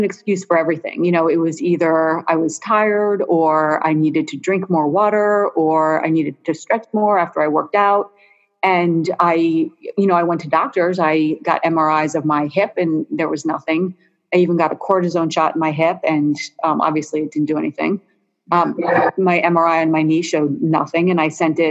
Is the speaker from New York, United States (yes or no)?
no; Philadelphia, Pennsylvania, United States; moved away as an adult; I grew up in Philadelphia, but I did not really think much of it because, I left Philly when I was 18